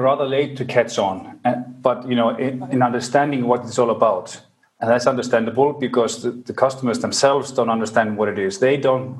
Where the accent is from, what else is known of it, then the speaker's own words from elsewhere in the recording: Reykjavik, Capital Region, Iceland; I'm from Reykjavik, Iceland